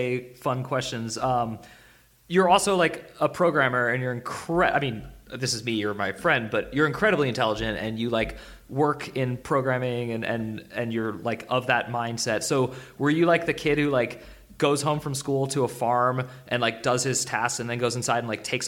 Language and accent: English; Bay Area, California, United States; I'm from the Bay Area where people are vegans